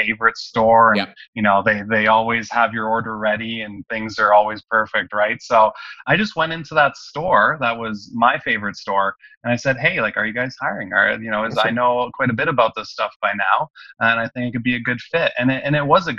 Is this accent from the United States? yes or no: no; Canada; English is a second language; also born or lived in Albania / Kuwait; I wasn't born in Canada. I was born in Albania, and I moved when I was 8 years old with my family